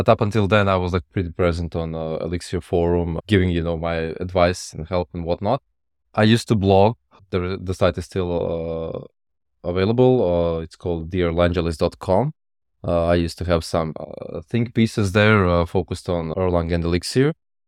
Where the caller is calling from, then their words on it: Croatia; Yeah, I'm in Croatia, Europe.